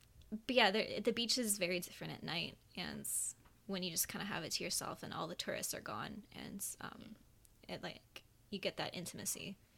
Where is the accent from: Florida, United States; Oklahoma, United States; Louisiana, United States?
Florida, United States; moved away; Maybe that was, like, a thing that I paid more attention to because I was from Florida.